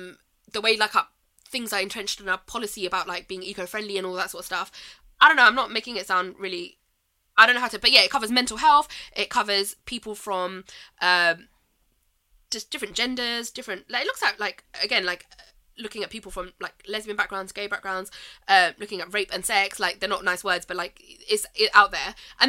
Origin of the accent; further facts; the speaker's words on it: Pakistan; But it's not just that about specifically being Pakistani.